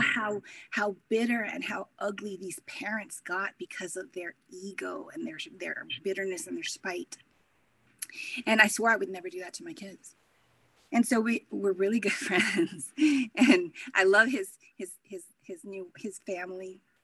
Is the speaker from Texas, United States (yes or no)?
yes; Corpus Christi, Texas, United States; now in Anchorage, United States; originally I'm from Corpus Christi, Texas.